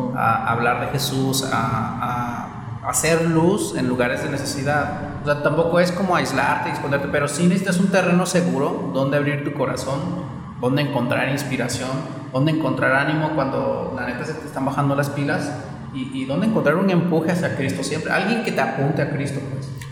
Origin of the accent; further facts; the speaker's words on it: Oaxaca, Mexico; moved away; Yo, soy de Oaxaca, este, y vivo con una familia con la que Dios me conectó, que es mi familia aquí.